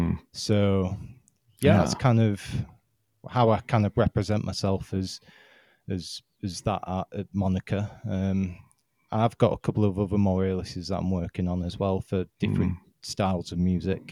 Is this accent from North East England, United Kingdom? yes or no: no; Yorkshire and the Humber, United Kingdom; I hail from South Yorkshire in the United Kingdom.